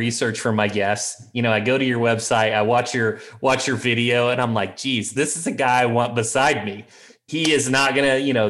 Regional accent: Midwest, United States; I'm from the Midwest.

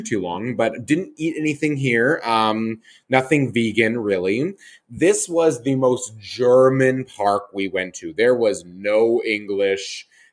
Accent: Calgary, Alberta, Canada; my hometown, Callaway Park

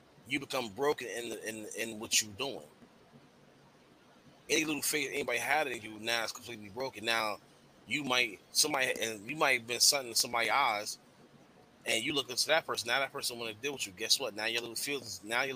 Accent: New York, United States; moved away; I was from New York

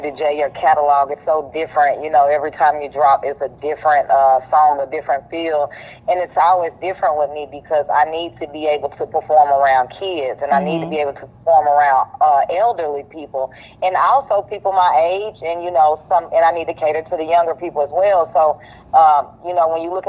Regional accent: Greenville, South Carolina, United States; I am from Greenville, South Carolina

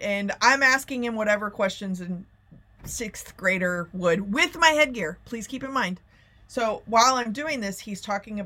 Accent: Plano, Texas, United States; I grew up in Plano, Texas

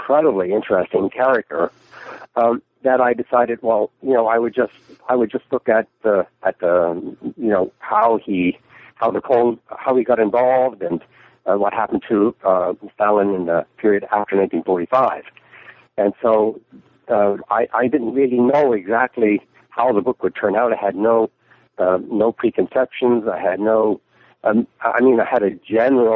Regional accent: Newfoundland and Labrador, Canada; moved away as an adult; also born or lived in London, United Kingdom; now in Florida, United States; I was born and raised in Newfoundland

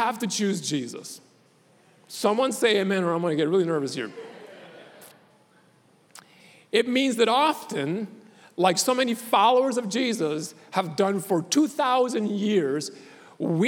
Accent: Puerto Rico; I was born in Puerto Rico

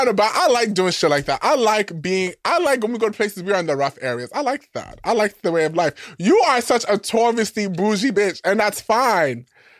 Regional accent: New York, United States; By being New York

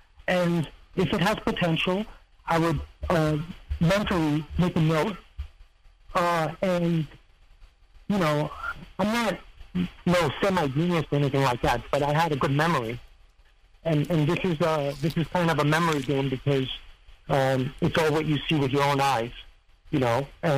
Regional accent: Serbia; they seem to forget that I come from Serbia. I was always in Serbia.

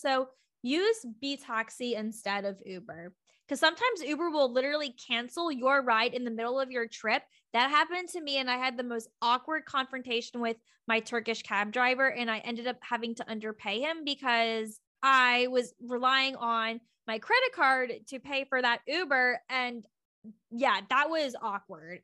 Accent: United States; I'm American, so I use U S dollars

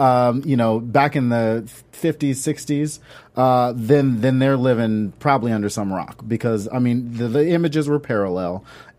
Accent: Southern United States, United States; I went to college in North Carolina. I'm from the South. My dad's military.

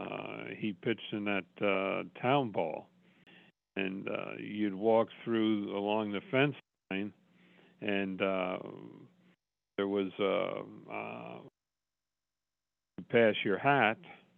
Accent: Rahway, New Jersey, United States; also born or lived in Graceville; After I was born out there in Graceville, then a couple months later, they moved back to New Jersey, where they both were from. Roway.

